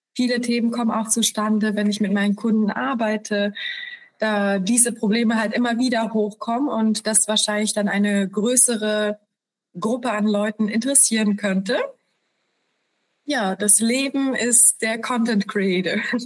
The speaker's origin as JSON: {"language": "German", "country": "Poland", "moved": "yes", "said": "wir sind äh, wir kommen aus Polen"}